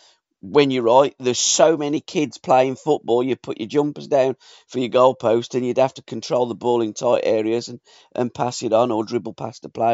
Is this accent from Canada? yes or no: no; Kingshurst, West Midlands, United Kingdom; when we were growing up in Kingshurst and Championswood.